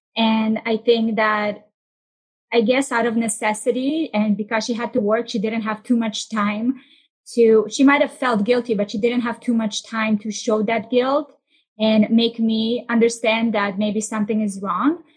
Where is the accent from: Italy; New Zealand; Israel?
Israel; moved away; also born or lived in Russia; I grew up in Israel. We moved uh, to Tel Aviv and we just started moving around every year.